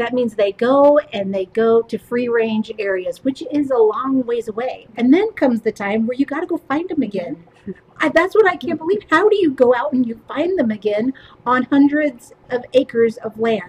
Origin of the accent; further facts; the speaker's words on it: Kirkland, Washington, United States; I was raised in Kirkland